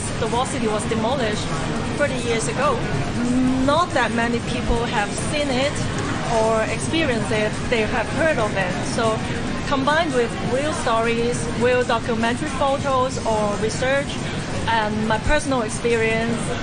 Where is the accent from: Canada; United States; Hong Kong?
Hong Kong; I'm born and raised in Hong Kong